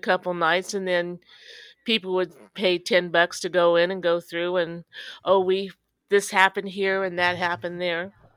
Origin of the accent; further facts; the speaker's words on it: Danville, Illinois, United States; I'm from Danville, Illinois, home of Jerry and Dick Van Dyke